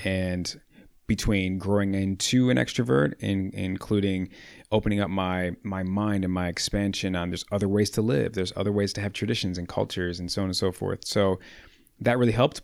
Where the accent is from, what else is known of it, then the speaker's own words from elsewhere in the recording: Chicago, Illinois, United States; I'm born and raised proud Chicagoan